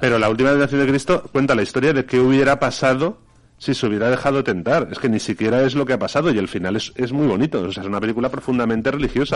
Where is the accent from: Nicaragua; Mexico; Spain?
Spain; Valencian Community; nosotros no como valencianos